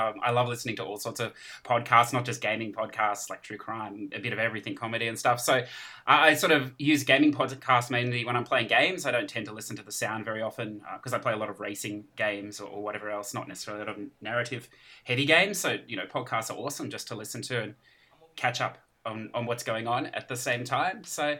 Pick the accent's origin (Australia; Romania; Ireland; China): Australia; I'm from Australia, so a long way away from you guys.